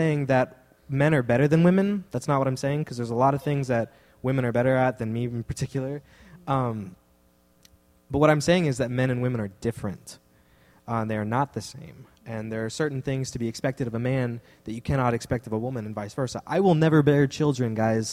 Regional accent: Texas, United States; I'm from Texas

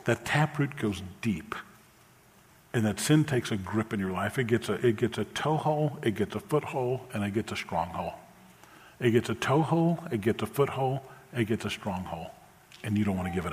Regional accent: New Orleans, Louisiana, United States; I grew up in New Orleans in the 60s and 70s

